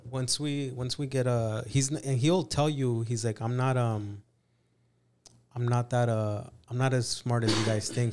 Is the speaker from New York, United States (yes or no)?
no; California, United States; also born or lived in Mexico; I grew up in California